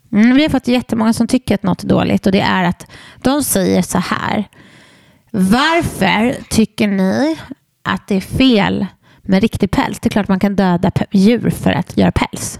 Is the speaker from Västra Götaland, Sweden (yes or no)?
yes; Borås, Västra Götaland, Sweden; jag är från Borås.